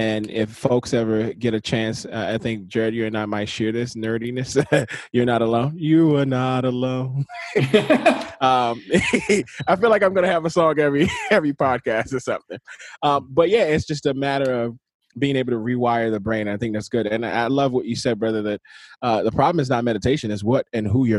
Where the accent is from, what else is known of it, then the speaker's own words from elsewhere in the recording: Nigeria; I'm Nigerian